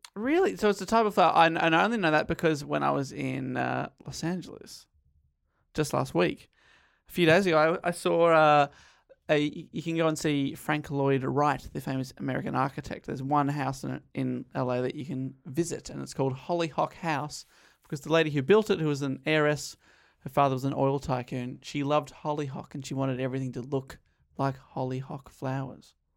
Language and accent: English; Eltham, Victoria, Australia; one of the first houses near where I grew up in Eltham.